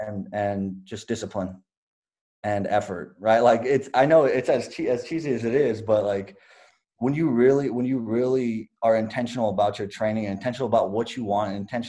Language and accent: English; California, United States; moved away as an adult; also born or lived in Champaign, Illinois; now in Oregon, United States; I'm from the West Coast. I'm from California.